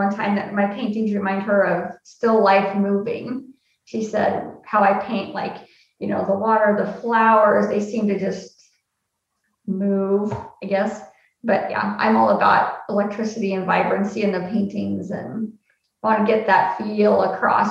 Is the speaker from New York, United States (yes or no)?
no; Lincoln, Nebraska, United States; I've lived in Lincoln, Nebraska all of my life